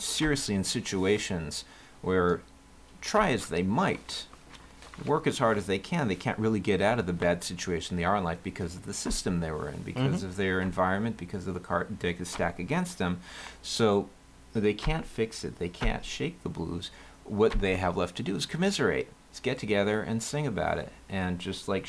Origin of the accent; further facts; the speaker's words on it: Israel; I'm from Israel